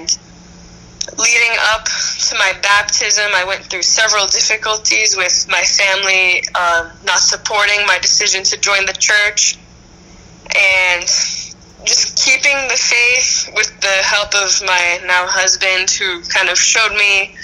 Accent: Boston, Massachusetts, United States; I grew up in the Boston area. I grew up just outside Boston my whole life.

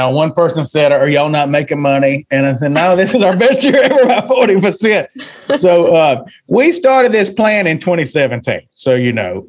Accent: a very rural town in the South, United States; moved away; also born or lived in Kentucky; In my hometown, I'm raised in a very rural town, 1,000 people. And the richest guy in town owns a fish house, a fried catfish house, which is popular in the South

